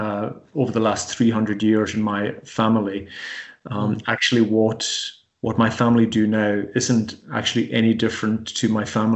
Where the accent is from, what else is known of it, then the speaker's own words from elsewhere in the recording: Cromor, Scotland, United Kingdom; accent: Hebridean; moved away as an adult; I'm from the village of Cromor, which only has 30 people in it.